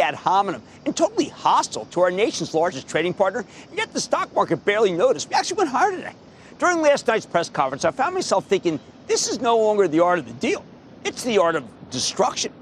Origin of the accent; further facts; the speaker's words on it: New Jersey, United States; my home state, New Jersey